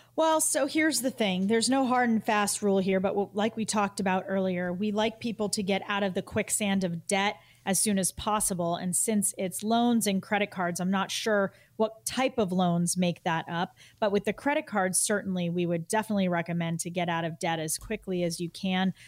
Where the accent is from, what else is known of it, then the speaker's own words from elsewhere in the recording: Massachusetts, United States; my home state of Massachusetts